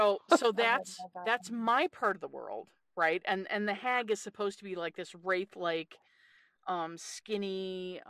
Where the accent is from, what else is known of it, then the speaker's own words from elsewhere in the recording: Newfoundland and Labrador, Canada; So I'm originally from a place called Newfoundland in Canada